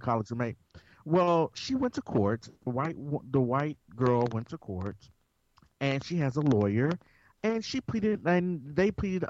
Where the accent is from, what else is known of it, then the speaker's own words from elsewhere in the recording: Memphis, Tennessee, United States; I am also from Memphis, Tennessee